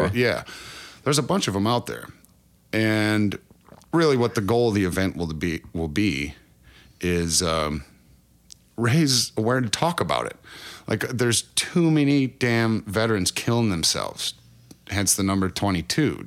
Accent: Cresco, Iowa, United States; moved away as an adult; now in Oklahoma, United States; I'm originally born in, uh, Cresco, Iowa, which is just about as far northeast Iowa as you can get

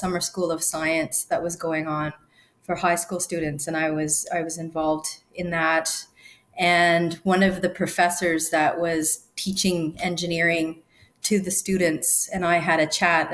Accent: Sudbury, Ontario, Canada; I grew up in a town called Sudbury in Ontario, and it's actually a mining town

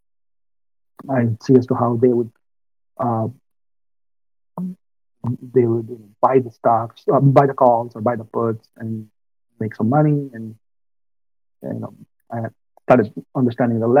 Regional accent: Mumbai, Maharashtra, India; moved away as an adult; also born or lived in Northeast U.S.; now in United States; I'm from India, born and brought up in Mumbai.

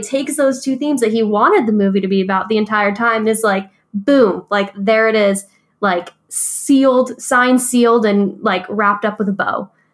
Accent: Binghamton, New York, United States; growing up in Binghamton and always wanting to get out

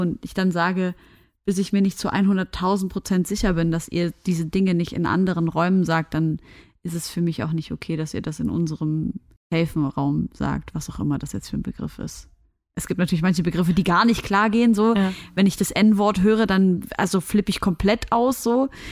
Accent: Syria; moved away; Wir sind ja aus Syrien

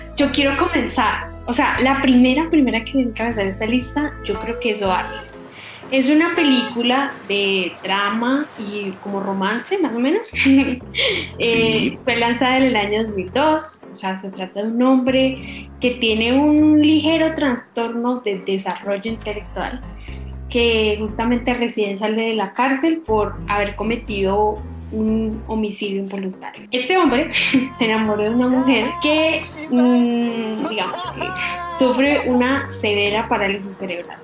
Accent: Colombia; también soy de Colombia

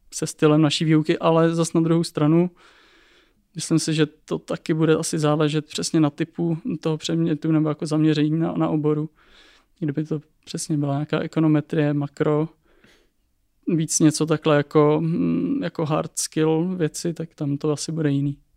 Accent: Czechia; jako Češi

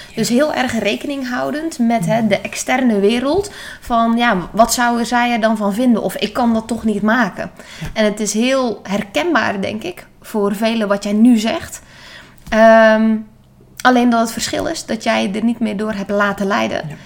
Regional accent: Netherlands

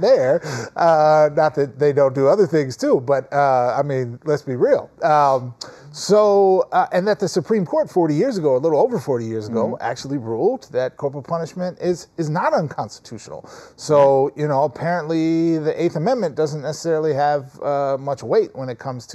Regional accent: Minnesota, United States; moved away as an adult; also born or lived in New York; now in Los Angeles, United States; I grew up in Minnesota

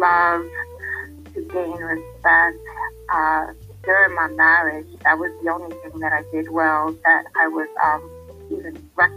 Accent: New York City, New York, United States; also born or lived in Bronx; I was raised in Harlem by my father's mother for the first 5 years of my life, and then my father's aunt for the remaining years

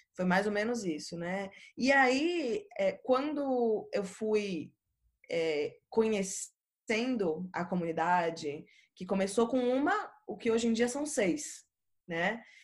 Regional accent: Recife, Pernambuco, Brazil; quando eu era pequena ainda, a gente é de Recife todo mundo, então morava em Recife

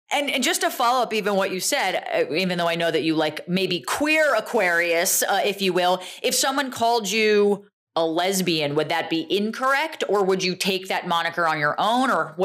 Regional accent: United States; we both grew up in, you know, kind of suburbs of Manhattan here.

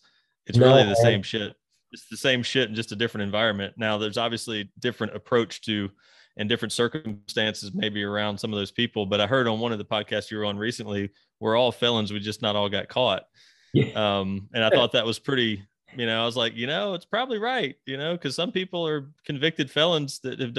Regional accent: Mississippi, United States; I'm from Mississippi, so we say niche.

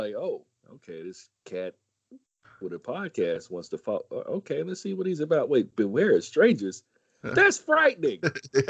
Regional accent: San Diego, California, United States; Born and raised San Diego, but I don't act like it.

